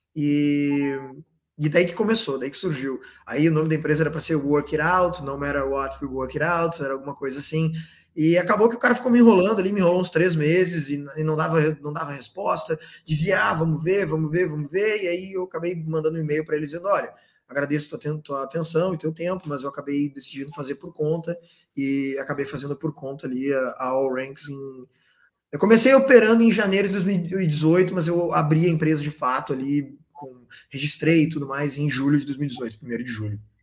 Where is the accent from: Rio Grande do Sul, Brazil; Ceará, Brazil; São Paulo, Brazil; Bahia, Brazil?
Rio Grande do Sul, Brazil; Porto Alegre; moved away as an adult; also born or lived in Santa Maria, Brazil; now in Australia; Fui para Santa Maria, sou de Porto Alegre, mas fui para Santa Maria